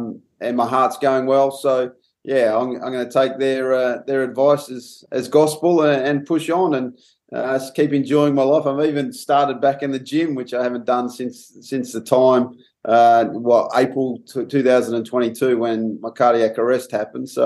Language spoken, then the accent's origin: English; Perth, Western Australia, Australia; moved away as an adult; also born or lived in Netherlands; now in Durham, United Kingdom; I'm a Perth boy.